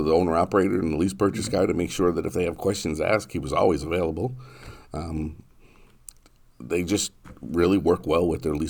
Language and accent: English; New Hampshire, United States; now in Marshfield, United States; New Hampshire.